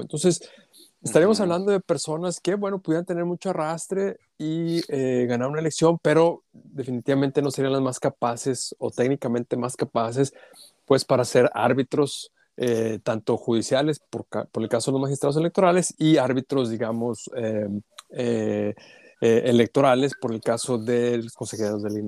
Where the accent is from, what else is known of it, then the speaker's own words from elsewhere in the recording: Saltillo, Coahuila, Mexico; yo soy de Saltillo